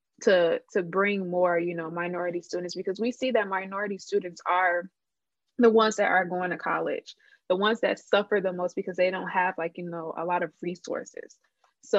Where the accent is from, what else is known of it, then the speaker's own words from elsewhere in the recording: Chicago, Illinois, United States; also born or lived in Georgia; I'm from Chicago and I went to undergrad in Georgia. So a part of me choosing Loyola was because I wanted to come back home